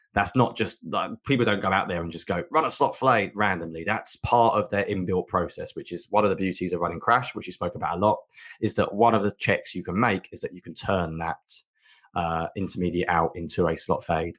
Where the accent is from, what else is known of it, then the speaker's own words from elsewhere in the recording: England, United Kingdom; being English